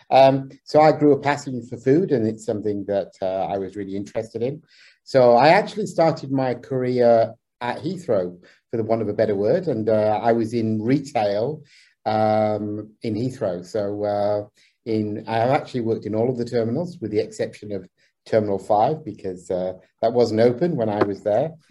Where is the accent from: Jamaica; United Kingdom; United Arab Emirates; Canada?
United Arab Emirates; Abu Dhabi; I was brought up actually in the Middle East, so uh, I was actually uh, as a child I was in Abu Dhabi